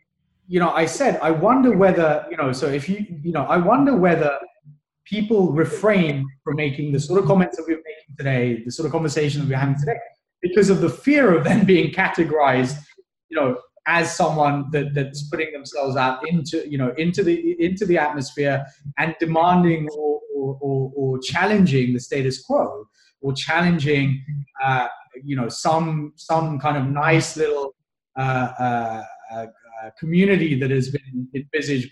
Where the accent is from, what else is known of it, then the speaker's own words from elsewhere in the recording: United Kingdom; moved away as an adult; also born or lived in Kenya / Papua New Guinea / Australia; born in Africa, colonial, grew up in the UK, colonial